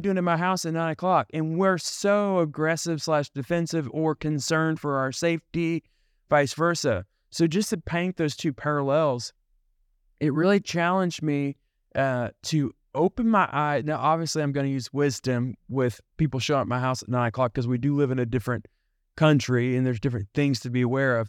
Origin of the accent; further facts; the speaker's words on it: United States; They know that I'm from somewhere else. They know I'm from America.